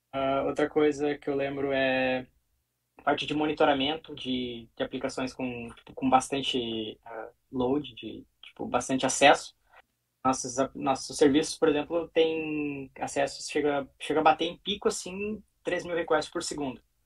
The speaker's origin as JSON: {"language": "Portuguese", "town": "Sapiranga", "region": "Rio Grande do Sul", "country": "Brazil", "tie": "born or raised there", "moved": "as an adult", "lives_now": "Rotterdam, Netherlands", "said": "sou natural de Sapiranga, também no Rio Grande do Sul"}